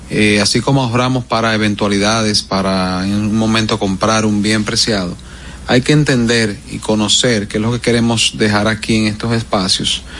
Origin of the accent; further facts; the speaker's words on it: Dominican Republic; Sí, esos son, tú sabes, como decimos dominicano esos fuetazos que llegan.